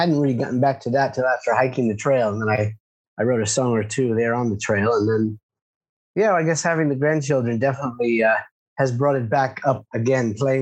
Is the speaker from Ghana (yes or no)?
no; United States; moved away as an adult; also born or lived in California / Washington, D.C.; now in Beit Shemesh, Israel; I grew up in California and Washington, D.C.